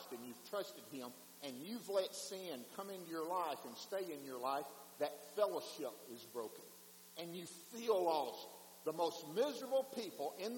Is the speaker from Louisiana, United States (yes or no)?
no; Wheeler, Mississippi, United States; I was driving home from Blue Mountain to Wheeler, Mississippi